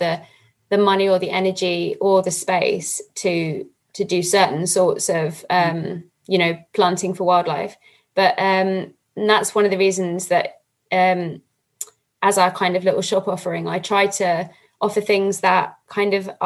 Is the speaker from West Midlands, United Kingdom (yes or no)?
no; London, United Kingdom; now in Scotland, United Kingdom; I come from London and a very built up part of London, when I first moved to Scotland